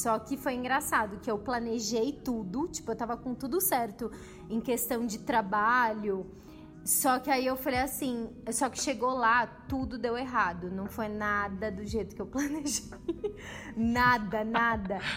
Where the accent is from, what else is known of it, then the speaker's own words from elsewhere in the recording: São Paulo, Brazil; Eu sou de São Paulo